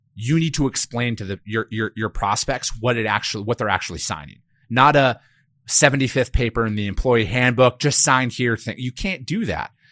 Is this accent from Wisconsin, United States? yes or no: yes; Osceola, Wisconsin, United States; I'm from a blue collar working class town in northern Wisconsin, town of eighteen hundred, Osceola, Wisconsin